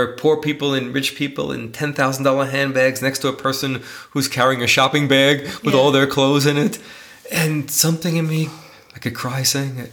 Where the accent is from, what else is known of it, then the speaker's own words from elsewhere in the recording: New York City, New York, United States; moved away; I grew up in New York City